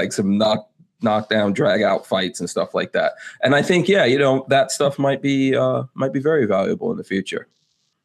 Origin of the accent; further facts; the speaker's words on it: Guyana; moved away; And I was born in South America, and there's definitely Native Indians in Guyana where I was born.